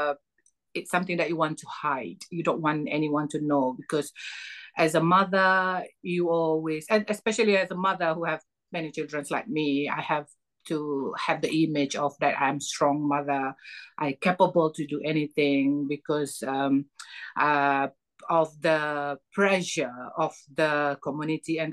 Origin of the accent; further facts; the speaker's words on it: Malaysia; moved away as an adult; now in United Kingdom; I'm originally from Malaysia, and I am mother of 8 children. I came to UK last 4.5 years ago, seeking for asylum